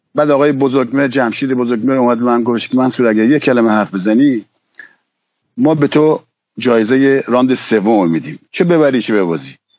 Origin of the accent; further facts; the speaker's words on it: Iran; moved away as an adult; now in France; خودم از ایران اومدم بیرون و اومدن به فرانسه